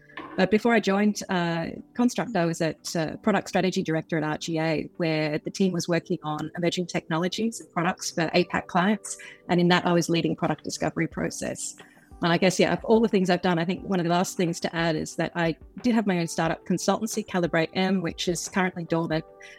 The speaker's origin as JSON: {"language": "English", "country": "Australia", "also_born_or_lived": "Melbourne / London / Geneva", "moved": "as an adult", "lives_now": "Singapore", "said": "I'm originally Australian, still am Australian. I've moved from Melbourne to London to Singapore to Geneva and back to Singapore again"}